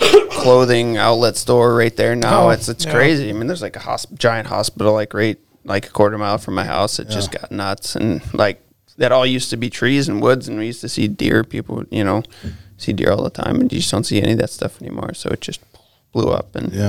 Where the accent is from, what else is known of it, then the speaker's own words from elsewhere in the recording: Ada, Michigan, United States; also born or lived in Montana; I grew up in Ada and went to like Forest Hills Eastern. And yeah, when I was growing up there, it was still pretty small. Like it wasn't, we could ride our bikes wherever we wanted.